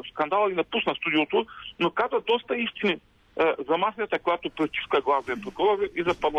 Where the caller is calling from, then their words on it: Ruse, Ruse Province, Bulgaria; от Русе.